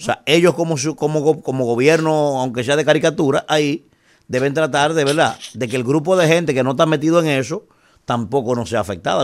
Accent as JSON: {"language": "Spanish", "country": "Dominican Republic", "said": "soy dominicano"}